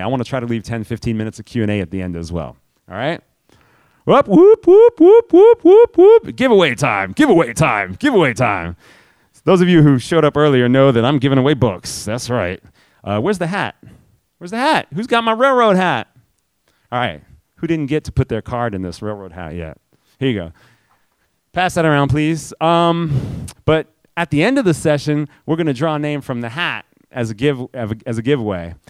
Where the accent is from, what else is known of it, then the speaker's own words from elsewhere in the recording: New York City, New York, United States; I grew up in New York City.